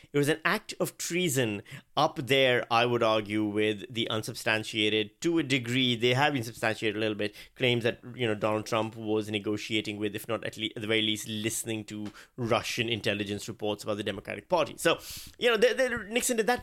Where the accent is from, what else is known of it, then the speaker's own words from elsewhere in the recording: Pakistan; moved away as an adult; also born or lived in Virginia, United States; I'm Pakistani. I grew up in Pakistan. I spent thirty-five years of my life in Pakistan.